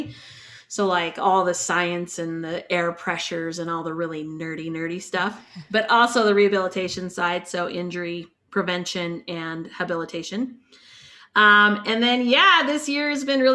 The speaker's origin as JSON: {"language": "English", "town": "Salt Lake City", "region": "Utah", "country": "United States", "said": "I'm from Salt Lake City"}